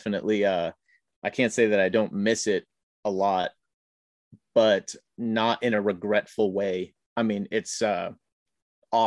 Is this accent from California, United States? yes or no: yes; Northern California, United States; also born or lived in Northern Illinois; I'm from Northern California, from Northern Illinois, kind of moved around as a kid a little bit, and grew up in Northern California in a farm town